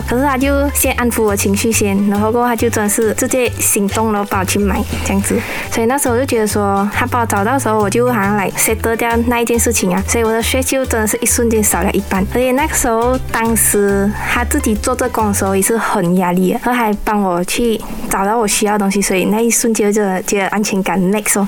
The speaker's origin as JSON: {"language": "Chinese", "area": "Bukit Mertajam", "region": "Penang", "country": "Malaysia", "said": "我是来自大三角丙宁的"}